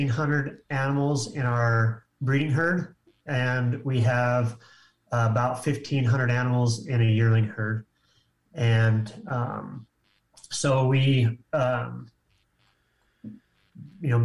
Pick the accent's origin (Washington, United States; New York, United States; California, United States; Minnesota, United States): Washington, United States; the Palouse, Eastern Washington State, United States; moved away as an adult; I grew up in Eastern Washington State in the Palouse